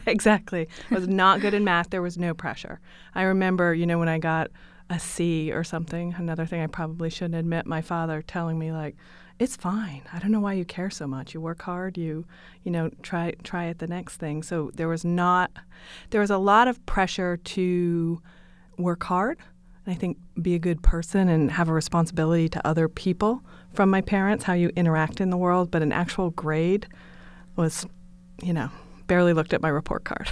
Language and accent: English; New Sharon, Maine, United States; moved away; I grew up in Western Maine, which is Stephen King country. If you can imagine Stephen King, uh, movies, books, that's exactly where I'm from, a tiny town called New Sharon